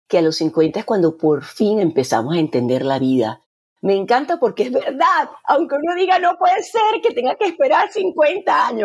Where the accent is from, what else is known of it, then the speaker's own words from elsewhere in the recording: Maracaibo, Zulia, Venezuela; Sí, porque aunque ella es de Beirut, somos ambas de Maracaibo y hemos crecido